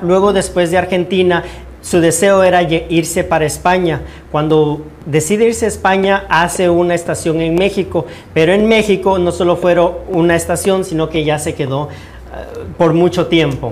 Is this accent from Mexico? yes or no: no; Guatemala; now in United States